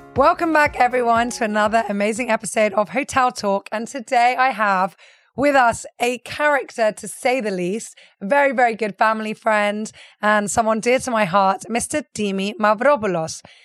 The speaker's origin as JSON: {"language": "English", "town": "Limassol", "region": "Limassol District", "country": "Cyprus", "said": "especially the Limassolians, we're very, very proud"}